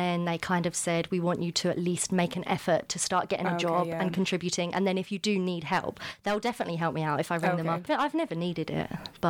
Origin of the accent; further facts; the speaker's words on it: Kent, South East England, United Kingdom; moved away as an adult; now in Aberdeen, United Kingdom; I'm from Kent.